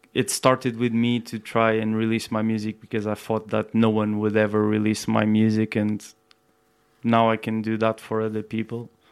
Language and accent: English; Portugal; moved away as an adult; also born or lived in Brazil; now in United Kingdom; I come from Portugal as well